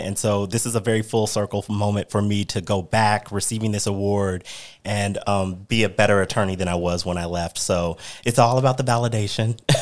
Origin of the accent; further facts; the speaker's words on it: Missouri, United States; now in Arizona, United States; I'm originally from Missouri, and, you know, the topics affecting education in my home state